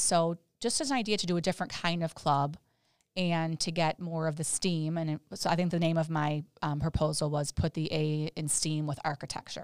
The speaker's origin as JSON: {"language": "English", "town": "Chicago", "region": "Illinois", "country": "United States", "tie": "born or raised there", "said": "being in Chicago, my, grew up here too"}